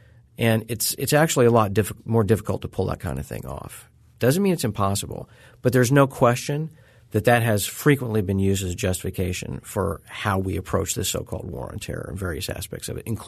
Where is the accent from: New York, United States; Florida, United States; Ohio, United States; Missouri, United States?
Missouri, United States; my area of the country, I grew up in Southwest Missouri.